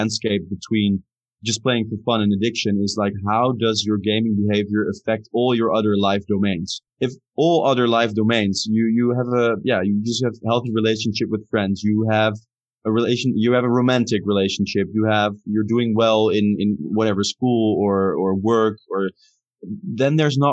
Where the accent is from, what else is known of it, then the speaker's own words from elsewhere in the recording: Amsterdam, North Holland, Netherlands; I'm from Amsterdam